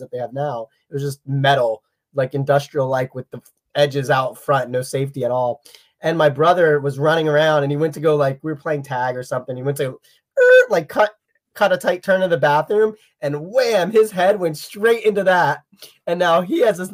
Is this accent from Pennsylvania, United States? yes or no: yes; Pennsylvania, United States; I'm from Pennsylvania